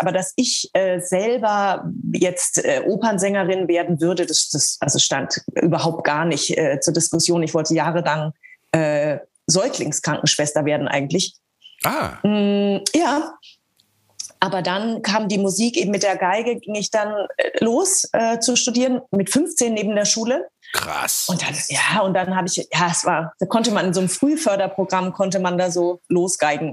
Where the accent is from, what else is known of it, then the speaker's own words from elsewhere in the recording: Eckental, Bavaria, Germany; moved away as an adult; also born or lived in Nuremberg / Hanover; ich wurde ja in Nürnberg geboren und ähm, lebte aber äh, 25 Kilometer außerhalb von Nürnberg ähm, in Eckental. Das ist ein Dorf mit Bauernhöfen